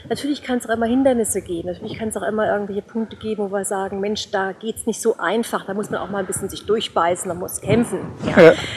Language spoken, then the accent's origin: German; Offenbach am Main, Hesse, Germany; now in Bavaria, Germany; ich komme ursprünglich aus Offenbach